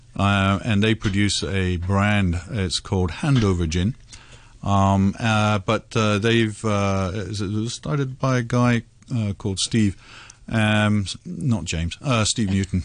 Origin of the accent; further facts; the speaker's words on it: India; moved away; I grew up in India, of course